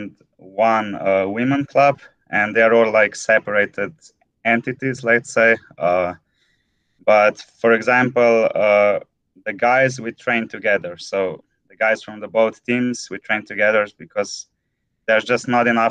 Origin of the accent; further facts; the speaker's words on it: Ljubljana, Slovenia; I come from Slovenia, from the capital, Ljubljana